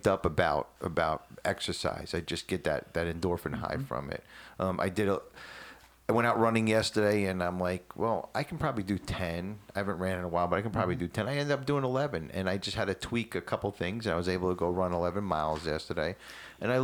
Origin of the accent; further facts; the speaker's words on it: New Jersey, United States; moved away; I'm from Jersey